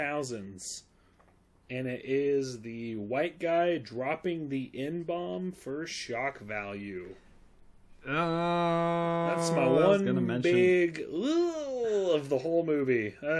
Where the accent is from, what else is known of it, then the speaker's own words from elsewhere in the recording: London, United Kingdom; I'm British. I'm from London.